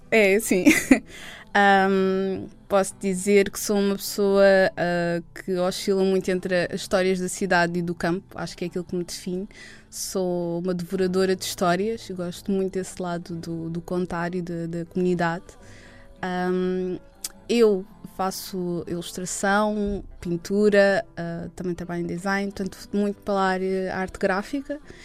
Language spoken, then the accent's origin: Portuguese; Lisbon, Portugal; Eu sempre vivi uh, na área de Lisboa e sempre vivi hum, ao pé do rio, ao pé do mar